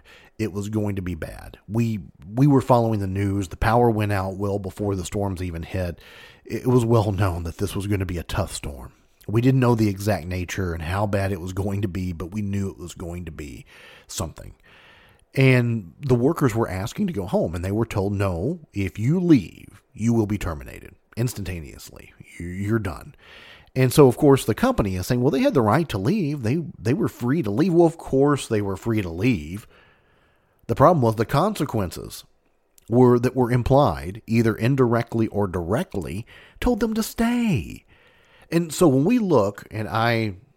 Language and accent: English; Mayfield, Kentucky, United States; this is right from my hometown